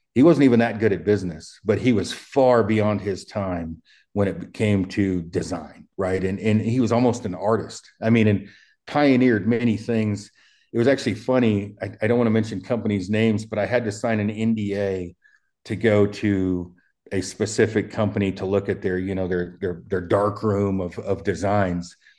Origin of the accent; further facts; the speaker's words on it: Oregon, United States; also born or lived in Colorado; now in Wyoming, United States; my hometown in Oregon's two hundred people.